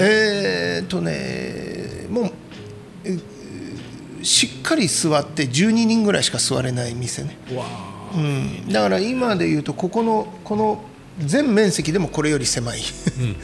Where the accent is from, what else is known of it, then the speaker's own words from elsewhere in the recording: Japan; moved away as an adult; also born or lived in Europe; 自分が生まれ育ったのも海の近くで